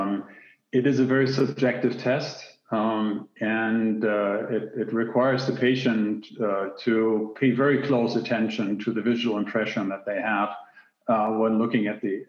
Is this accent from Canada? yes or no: no; Germany; moved away as an adult; also born or lived in Hamburg, Germany / Silicon Valley, United States; I'm born and raised in Germany, went to university in Hamburg in the northern part of Germany.